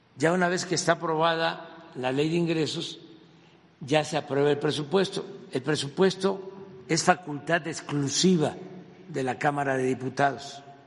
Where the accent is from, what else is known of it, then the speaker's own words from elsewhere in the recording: a village near Macuspana, Tabasco, Mexico; now in Mexico City, Mexico; yo vengo de un pueblo que no había camino y cuando se hizo la brecha y se salía, había un jeep de mi pueblo